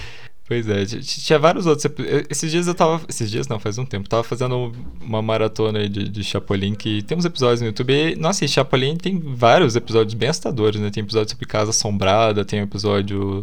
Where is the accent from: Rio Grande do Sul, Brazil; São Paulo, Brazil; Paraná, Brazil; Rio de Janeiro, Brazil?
Paraná, Brazil; Curitiba; Eu sou de Curitiba